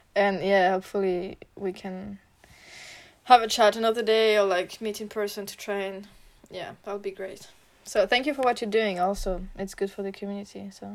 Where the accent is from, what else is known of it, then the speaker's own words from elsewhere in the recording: France; accent: French; English is a second language; maybe I'm sorry for like my French accent.